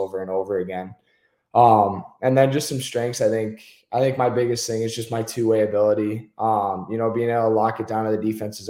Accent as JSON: {"language": "English", "region": "Michigan", "country": "United States", "tie": "born or raised there", "said": "growing up in Michigan as a defenseman"}